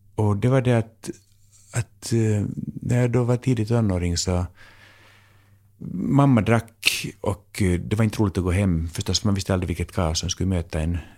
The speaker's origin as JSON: {"language": "Swedish", "country": "Finland", "moved": "yes", "lives_now": "Sweden", "said": "jag är så här finlandssvensk"}